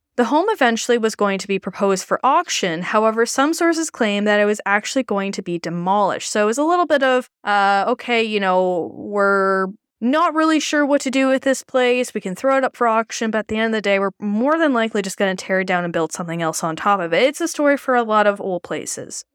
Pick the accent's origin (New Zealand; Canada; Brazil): Canada; As a Canadian